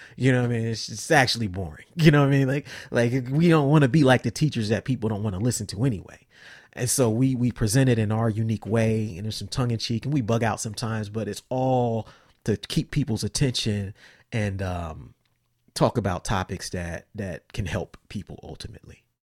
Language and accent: English; Columbus, Ohio, United States; also born or lived in Cincinnati; I grew up in Columbus, I moved to Cincinnati